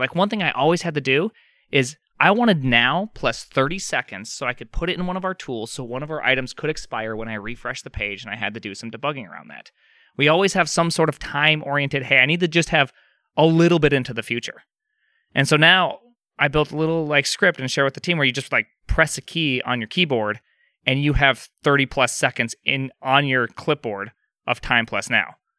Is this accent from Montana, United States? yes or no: yes; Montana, United States; I'm from Montana